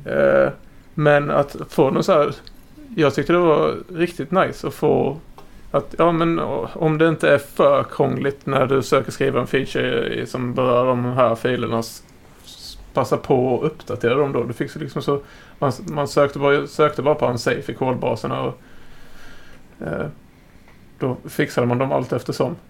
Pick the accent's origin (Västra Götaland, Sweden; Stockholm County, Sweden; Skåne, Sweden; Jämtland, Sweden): Skåne, Sweden; also born or lived in Blekinge; jag är faktiskt från Skåne